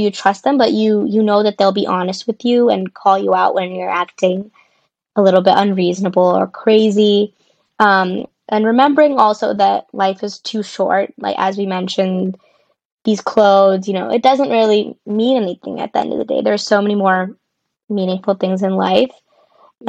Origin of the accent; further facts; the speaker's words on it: Tucson, Arizona, United States; moved away as an adult; also born or lived in Boston, Massachusetts; now in Los Angeles, United States; I am originally from Tucson, Arizona, but I currently live in Los Angeles